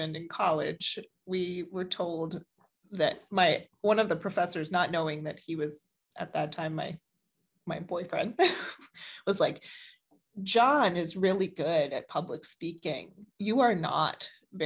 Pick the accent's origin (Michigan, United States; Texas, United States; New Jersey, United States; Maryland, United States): Maryland, United States; Baltimore; I was born and raised in Baltimore